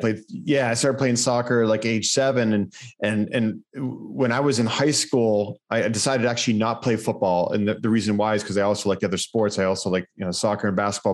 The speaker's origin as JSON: {"language": "English", "town": "Erie", "region": "Pennsylvania", "country": "United States", "tie": "born or raised there", "said": "There was a school in my hometown, uh, Gannon University"}